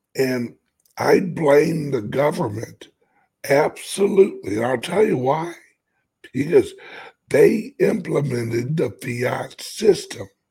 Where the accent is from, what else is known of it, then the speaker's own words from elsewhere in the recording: United States; I'm an American